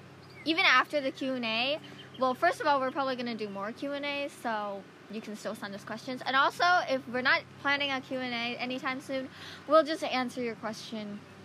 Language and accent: English; Illinois, United States; we're from Illinois